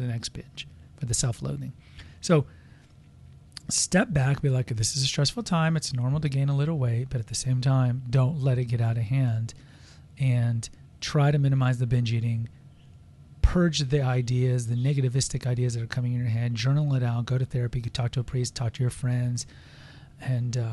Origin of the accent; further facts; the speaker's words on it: United States; We're American